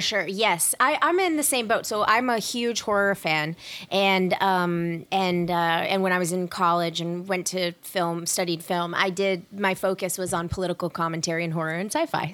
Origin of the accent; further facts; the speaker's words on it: the South, United States; I grew up in the South and in the, in, like, the Orange County of the South, like, the suburbs